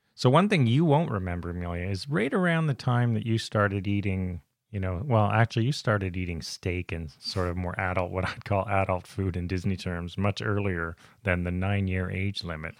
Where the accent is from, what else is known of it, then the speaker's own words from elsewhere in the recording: Canada; we're Canadian